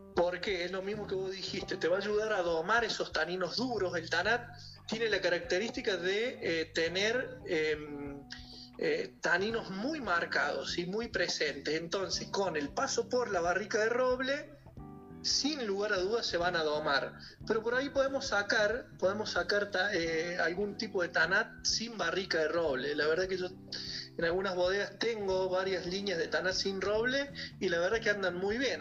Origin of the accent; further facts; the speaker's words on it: Córdoba, Argentina; moved away as an adult; also born or lived in Mendoza, Argentina; now in Cafayate, Argentina; yo soy de Córdoba, me voy a estudiar a Mendoza y de Mendoza vengo a Cafayate